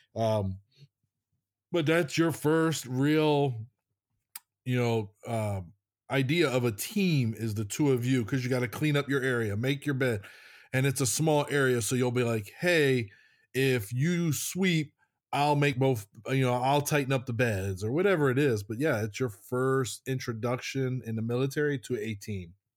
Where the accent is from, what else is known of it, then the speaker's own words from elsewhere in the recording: United States; moved away; we're from the States